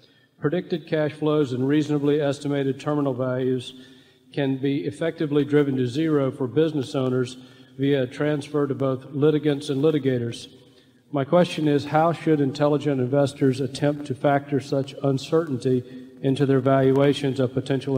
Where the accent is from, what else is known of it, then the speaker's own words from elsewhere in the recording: Durham, North Carolina, United States; from Durham, North Carolina.